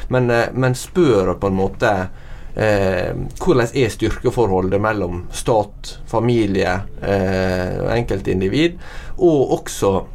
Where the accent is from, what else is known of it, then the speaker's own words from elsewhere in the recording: Norway; jeg som nordmann